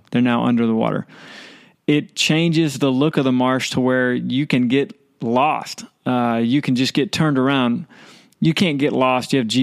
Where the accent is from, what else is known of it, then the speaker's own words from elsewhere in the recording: Baytown, Texas, United States; I'm from Baytown